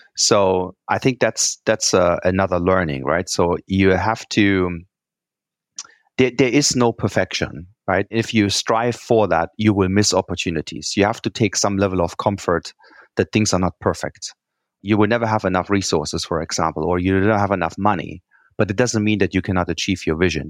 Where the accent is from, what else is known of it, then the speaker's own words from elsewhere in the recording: Germany; English is a second language; moved away; I'm from Germany, as you can tell, I have a funny accent. And, you know, we Germans, we like spreadsheets